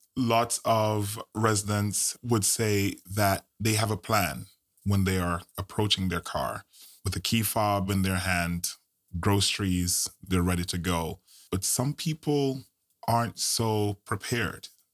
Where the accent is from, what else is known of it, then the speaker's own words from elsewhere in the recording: Jamaica; now in United States; I'm Jamaican bred